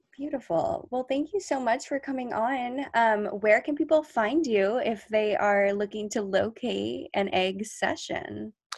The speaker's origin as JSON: {"language": "English", "area": "near La Jolla", "region": "California", "country": "United States", "tie": "born or raised there", "said": "really close to my hometown"}